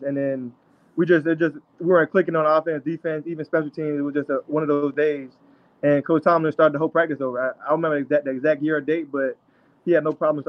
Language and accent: English; Elmont, New York, United States; moved away; also born or lived in Pittsburgh; I grew up in Elmont, New York and Long Island